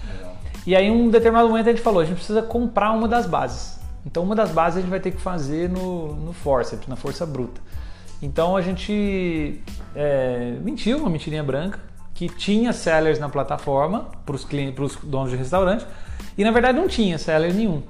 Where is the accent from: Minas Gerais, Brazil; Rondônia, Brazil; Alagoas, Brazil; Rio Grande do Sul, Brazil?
Minas Gerais, Brazil; São Lourenço; moved away as an adult; now in São Paulo, Brazil; sou nascido em Minas, uma cidade no interior, São Lourenço